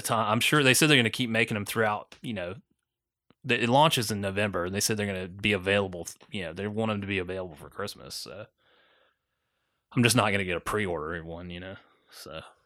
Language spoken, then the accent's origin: English; Augusta, Georgia, United States; where I grew up in Augusta, Georgia